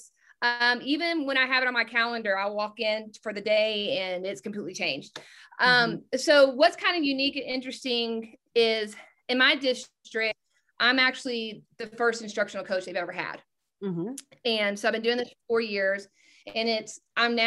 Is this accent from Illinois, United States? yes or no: no; Texas, United States; I'm from Texas